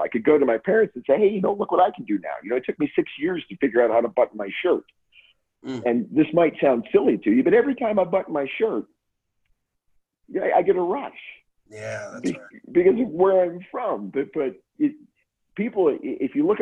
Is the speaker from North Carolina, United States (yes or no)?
no; Grand Forks, North Dakota, United States; I was born in Grand Forks, North Dakota